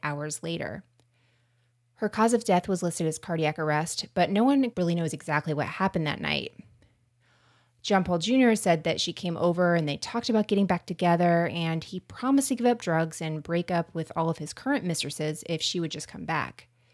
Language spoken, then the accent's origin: English; Florida, United States; accent: Florida; my American accent is coming out and, uh, m, Florida accent